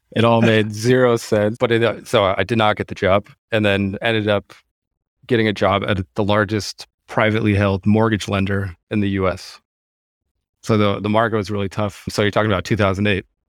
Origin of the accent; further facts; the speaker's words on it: Seattle, Washington, United States; moved away as an adult; now in Germany; born and raised in Seattle, don't have any German roots or anything, spent my whole life in Seattle